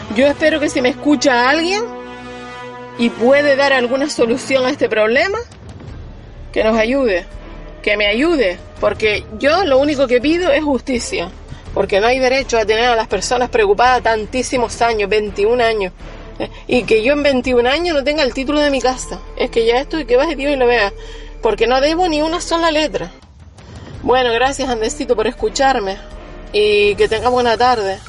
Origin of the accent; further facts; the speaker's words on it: Ojos de Garza, Canary Islands, Spain; Soy una vecina de Ojos de Garza